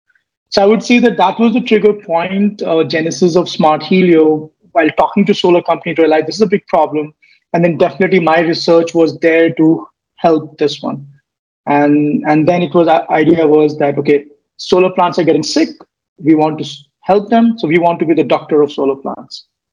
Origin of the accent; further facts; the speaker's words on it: Delhi, India; also born or lived in Bihar; brought up in Delhi. My father was in still is in Indian Air Force, moved quite a lot. And originally I'm from Bihar.